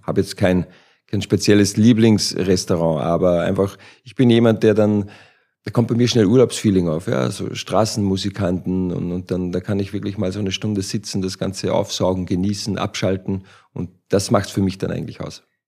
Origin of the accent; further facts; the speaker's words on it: Austria; moved away as an adult; now in Frankfurt, Germany; Ich als Ösi